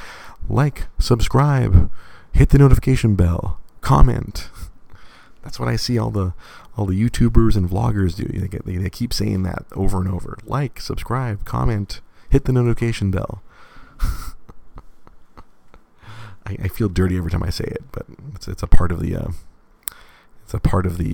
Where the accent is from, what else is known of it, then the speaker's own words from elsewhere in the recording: Monterey Park, California, United States; born and raised in Monterey Park